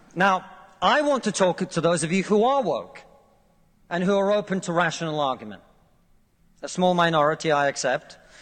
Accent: Russia; now in United Kingdom

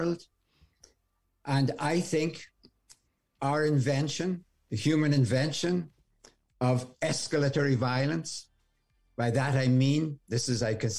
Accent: Ireland; moved away as an adult; now in United States; you can probably hear from my accent, I'm from Ireland. I came over here

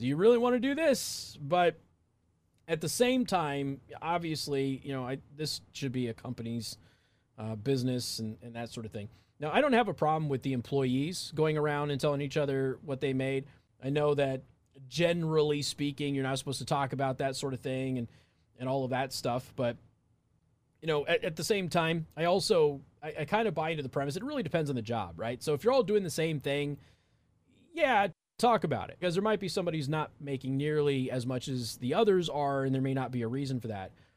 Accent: Southwest, United States; moved away; I'm from the Southwest

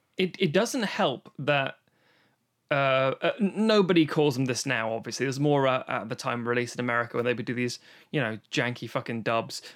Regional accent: London, United Kingdom; growing up in London

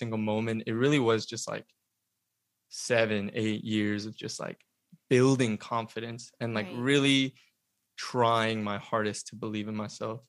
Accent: Atlanta, Georgia, United States; moved away as an adult; now in Los Angeles, United States; I was born and raised in Atlanta.

